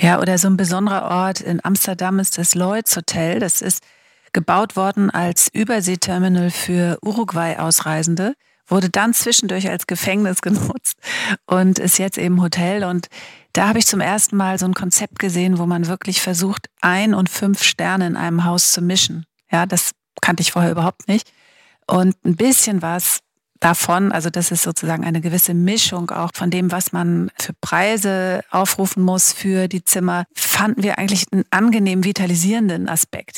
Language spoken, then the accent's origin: German; Schleswig-Holstein, Germany; moved away; ich bin ja aus Schleswig-Holstein